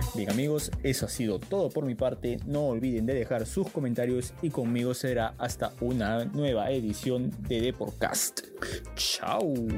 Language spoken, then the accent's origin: Spanish; Peru; soy peruano